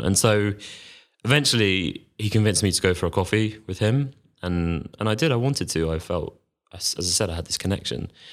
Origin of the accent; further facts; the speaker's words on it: London, United Kingdom; also born or lived in Manchester; I'm from London, I, I went off to university in Manchester.